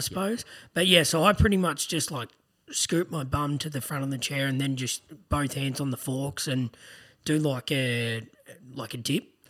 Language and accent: English; Greensborough, Victoria, Australia; I was born in Greensboro too.